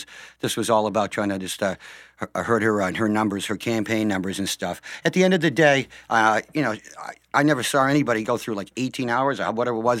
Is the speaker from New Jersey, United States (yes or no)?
no; Jaffrey, New Hampshire, United States; I'm a native, born and raised in Jaffrey